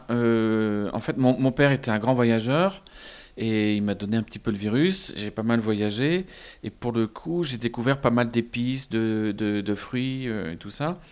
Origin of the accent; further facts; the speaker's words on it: Lille, Hauts-de-France, France; born there; moved away as an adult; also born or lived in Paris; Je suis né à Lille, mais je, je, suis parti sur Paris. Je me suis marié à Paris avec une Bretonne et on a eu des enfants.